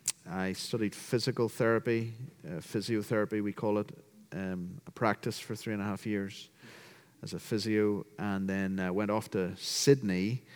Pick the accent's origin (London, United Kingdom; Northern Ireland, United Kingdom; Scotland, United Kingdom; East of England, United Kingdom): Northern Ireland, United Kingdom; Belfast; moved away as an adult; also born or lived in Liverpool, England / Tanzania / Australia / Cambridge; now in United States; So I was brought up in a Christian home, a loving, caring Christian home that taught me the gospel. We returned to Ireland in Belfast to live in 1984 when I was seven.